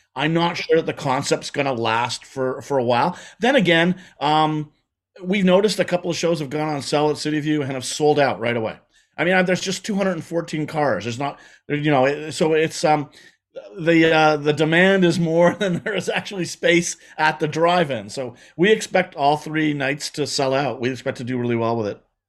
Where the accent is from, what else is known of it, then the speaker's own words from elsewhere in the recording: Montreal, Quebec, Canada; I grew up, I grew up in Quebec and I grew up in Montreal